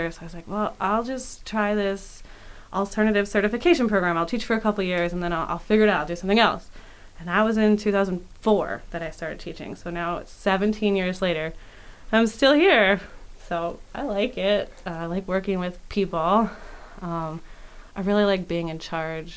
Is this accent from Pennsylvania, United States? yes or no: yes; Philadelphia, Pennsylvania, United States; moved away as an adult; now in York, United States; I grew up in Philadelphia